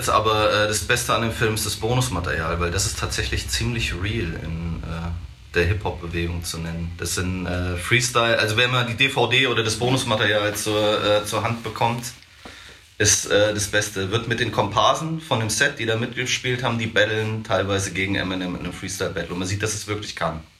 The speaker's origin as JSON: {"language": "German", "town": "Hassenhausen", "region": "Hesse", "country": "Germany", "tie": "born or raised there", "also_born_or_lived": "Marburg", "said": "äh, aus Marburg äh, und aus äh, Hassenhausen. Also geboren in Marburg, aufgewachsen, aufgewachsen in Hassenhausen."}